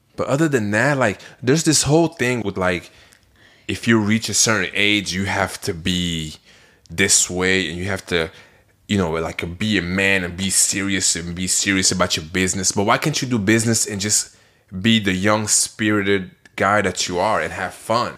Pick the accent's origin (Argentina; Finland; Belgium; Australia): Belgium; moved away; I'm from Belgium.